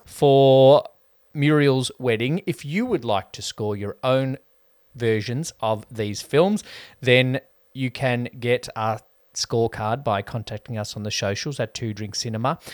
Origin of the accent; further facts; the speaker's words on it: Australia; I have nostalgia for how Aussie life was in the nineties